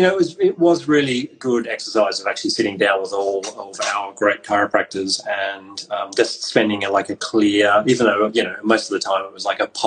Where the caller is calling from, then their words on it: South West England, United Kingdom; So I'm calling from Cornwall, and with you being in Scotland, it's a very far-reaching chat.